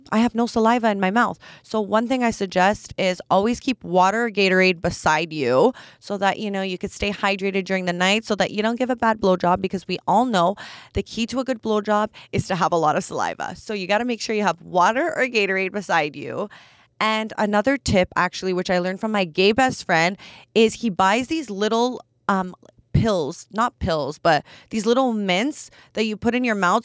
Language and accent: English; Canada; I'm Canadian